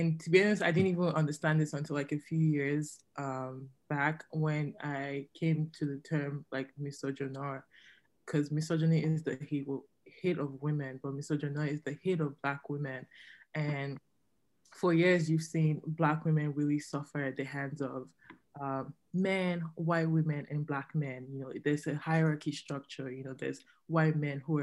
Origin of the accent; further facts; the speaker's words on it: Nigeria; now in Canada; as a Nigerian woman